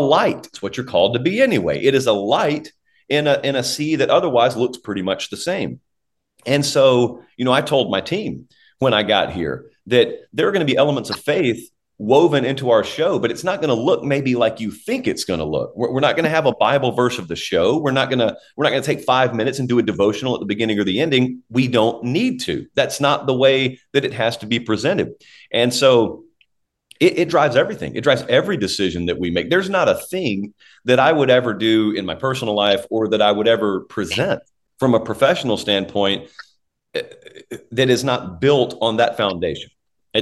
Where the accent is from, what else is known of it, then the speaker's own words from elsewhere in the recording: the South, United States; now in Nashville, United States; people who know you're from the South